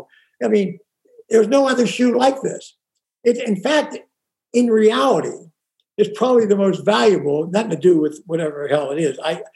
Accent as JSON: {"language": "English", "town": "Pittsburgh", "region": "Pennsylvania", "country": "United States", "moved": "yes", "lives_now": "Rancho Mirage, United States", "said": "I'm from Pittsburgh"}